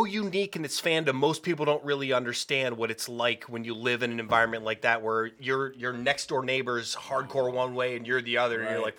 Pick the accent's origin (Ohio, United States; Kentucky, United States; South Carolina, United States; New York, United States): Ohio, United States; New Middletown; So I grew up in this little community outside of Youngstown, and it's called New Middletown, and it's called New Middletown because it is smack dab between Cleveland and Pittsburgh.